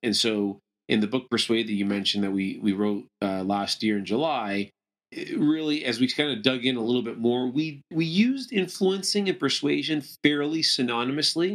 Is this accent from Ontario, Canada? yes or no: yes; Toronto, Ontario, Canada; moved away as an adult; also born or lived in Venezuela; now in United States; I moved to Canada when I was young and kinda grew up mainly in, in the, kind of the Toronto area